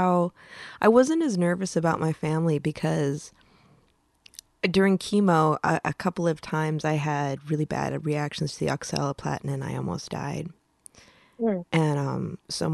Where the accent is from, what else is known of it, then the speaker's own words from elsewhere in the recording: Midwest, United States; I come from the Midwest, right? We're all Lutheran